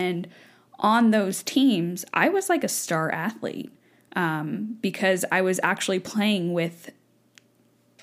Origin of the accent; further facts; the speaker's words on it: United States; I grew up in America